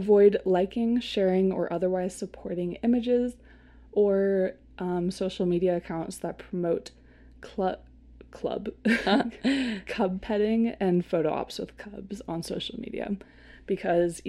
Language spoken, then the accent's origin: English; Seattle, Washington, United States; I grew up in Seattle